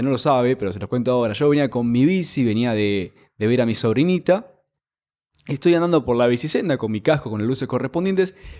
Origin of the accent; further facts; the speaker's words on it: Argentina; Como es Argentina